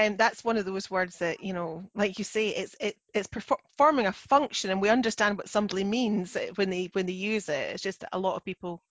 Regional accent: Scotland, United Kingdom; I'm the Scottish one.

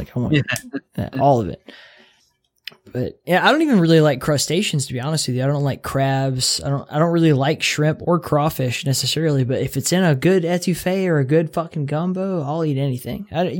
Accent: Gulf Coast, United States; born there; Like, I was born in the Southeast, right? Like, on the Gulf Coast, and seafood is huge there.

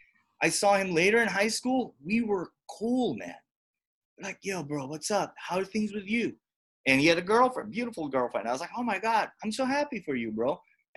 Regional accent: Hawaii, United States; because we grew up in Hawaii, which is as culturally diverse right. as it is.

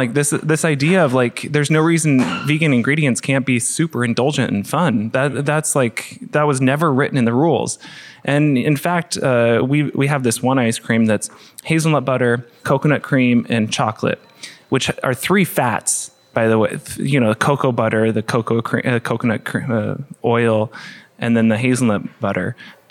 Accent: Portland, Oregon, United States; Well, we grew up in Portland, which has, I think, per capita, the highest amount of vegans in the country

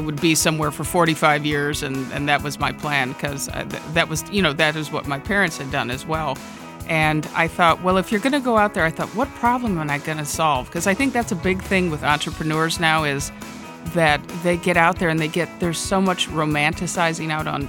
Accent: Midwest, United States; I grew up in the Midwest, and I came out to California after college for my real first grown-up work experiences.

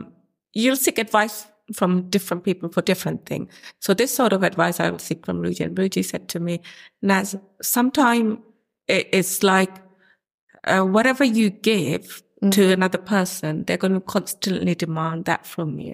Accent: London, United Kingdom; also born or lived in Bangladesh; we grew up in Camden, similar family settings

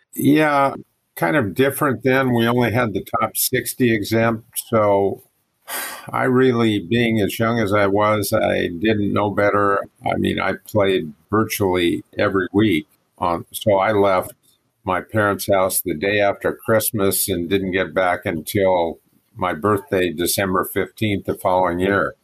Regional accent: Coquille, Oregon, United States; I grew up in Coquille

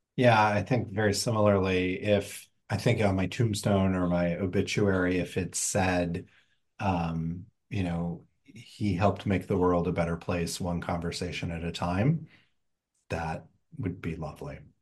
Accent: Indiana, United States; I grew up in Indiana

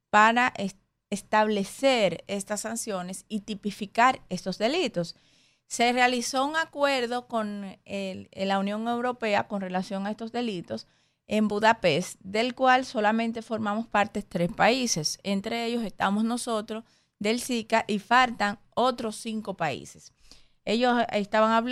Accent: Dominican Republic; somos nosotros, estamos nosotros como República Dominicana.

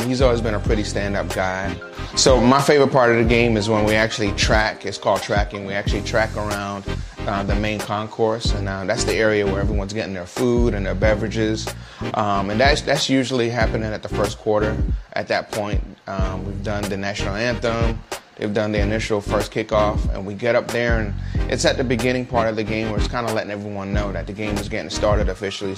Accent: New York City, New York, United States; now in Jacksonville, United States; I'm originally from Brooklyn, New York. Now I live in Jacksonville

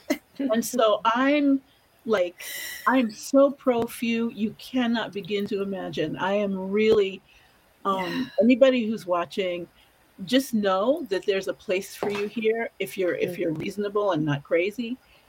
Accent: New York City, New York, United States; I'm from New York City

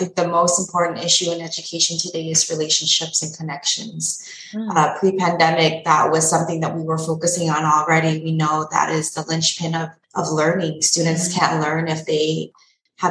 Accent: Pasadena, California, United States; also born or lived in London / Pomona; my own education, growing up in Pasadena

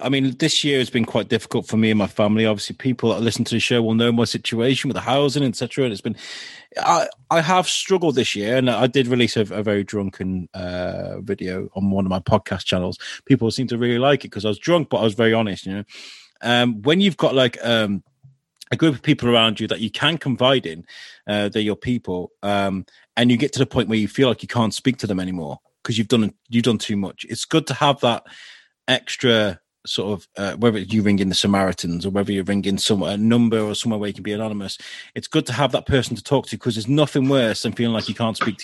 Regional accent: United Kingdom; we're British, we're over polite, and we're not direct in our nature, you know.

